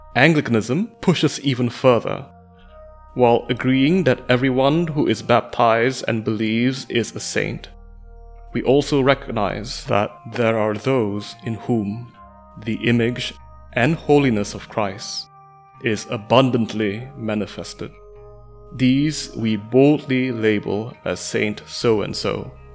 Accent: Malaysia; I am a mathematician from Malaysia.

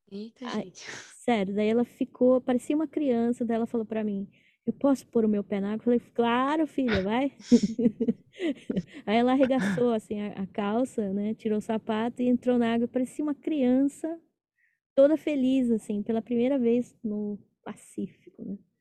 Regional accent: São Paulo, Brazil; moved away; Eu sou de São Paulo

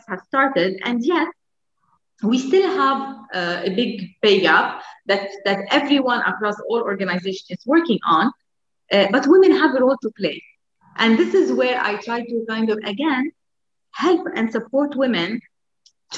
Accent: Lebanon; moved away; in Lebanon, my home country

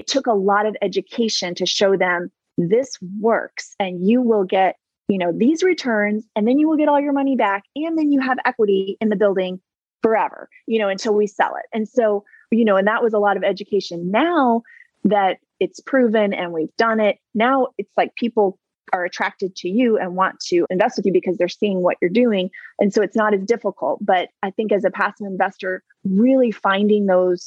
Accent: South Carolina, United States; I'm from South Carolina

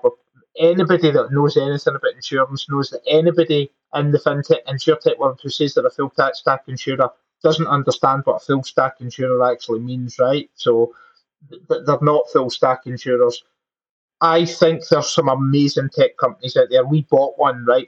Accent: Glasgow, Scotland, United Kingdom; moved away as an adult; also born or lived in England; now in Scotland, United Kingdom; Glaswegians, which is my hometown.

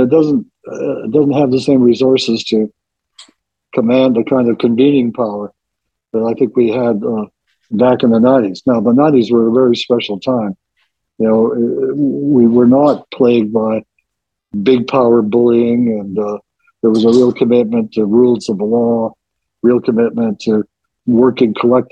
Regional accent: Winnipeg, Manitoba, Canada; also born or lived in Princeton; growing up in North End

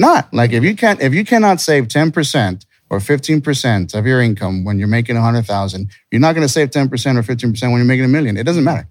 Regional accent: Texas, United States; also born or lived in California; So we're from Texas.

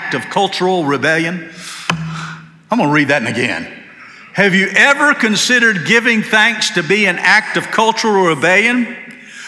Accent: Georgia, United States; born or raised there; now in Hendersonville, United States

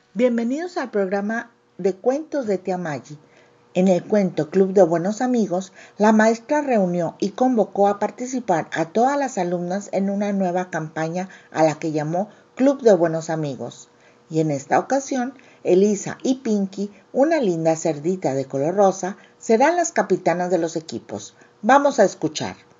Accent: Mexico; autora mexicana

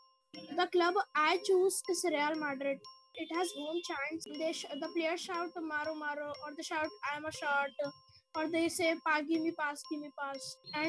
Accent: Indore, Madhya Pradesh, India; I am from Indore. I am 11 years old.

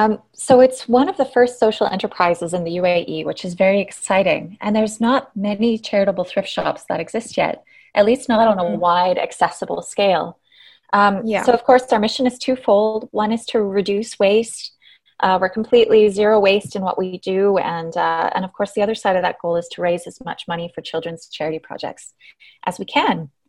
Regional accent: Canada; moved away as an adult; now in Dubai, United Arab Emirates; I'm Canadian

